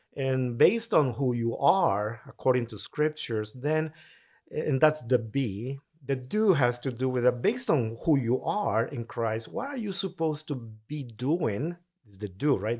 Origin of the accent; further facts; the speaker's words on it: Tegucigalpa, Francisco Morazán, Honduras; English is a second language; moved away as an adult; now in United States; born raised in Tegucigalpa, capital city of Honduras